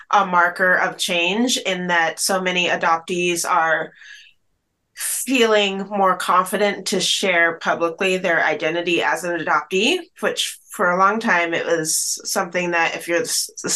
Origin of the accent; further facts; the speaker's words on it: Bellingham, Washington, United States; also born or lived in Chattanooga, Tennessee; adopted across the country to Washington State, where I grew up in this beautiful, idyllic small town of Bellingham, Washington